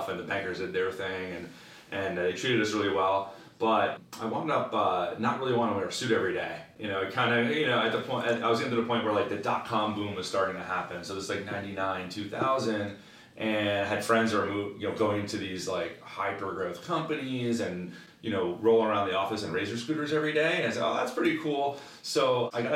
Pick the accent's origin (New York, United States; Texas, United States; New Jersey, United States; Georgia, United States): New Jersey, United States; also born or lived in London / West Coast; born and raised in New Jersey, right outside of Manhattan. And still live there today